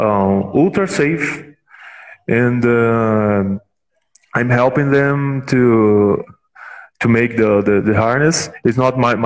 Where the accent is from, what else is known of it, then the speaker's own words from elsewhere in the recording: Brazil; We are from Brazil